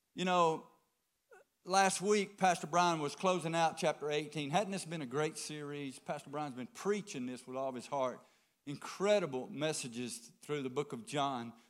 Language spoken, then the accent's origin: English; the South, United States; we're from the South, so we'll drink tea